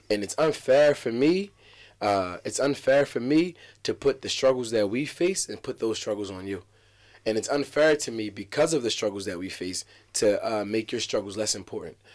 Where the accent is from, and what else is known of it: Atlantic City, New Jersey, United States